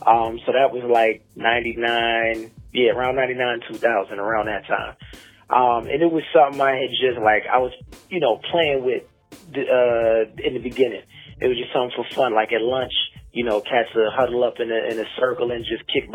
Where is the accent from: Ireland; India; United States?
United States; Glenmont, Maryland; I'm from Maryland. A lot of times I say shout out Glenmont because that's specifically the area I was in.